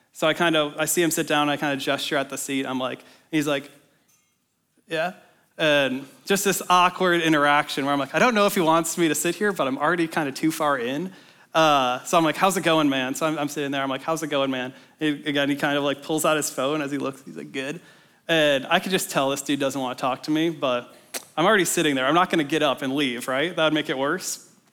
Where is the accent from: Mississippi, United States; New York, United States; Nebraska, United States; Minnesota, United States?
Minnesota, United States; moved away as an adult; now in Ames, United States; I'm from Minnesota originally, so I came down to Iowa State for college a few years ago